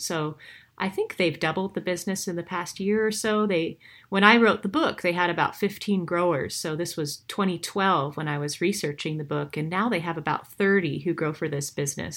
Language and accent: English; Montana, United States; I am originally from the same part of the U S as these farmers. I'm from Montana.